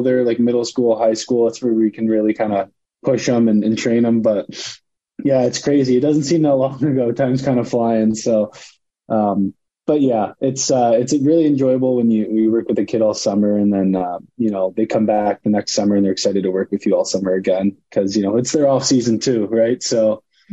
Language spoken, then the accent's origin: English; St. Clair Shores, Michigan, United States; moved away as an adult; also born or lived in Grosse Pointe, Michigan; now in Huntsville, United States; I grew up St. Clair Shores, Michigan, Grosse Pointe, Michigan. They're right next to each other. Suburb about 20 minutes outside of Detroit.